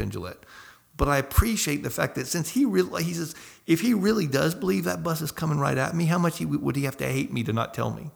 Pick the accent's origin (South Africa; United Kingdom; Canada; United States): United States; Northwest Florida; moved away as an adult; now in France; I grew up in Northwest Florida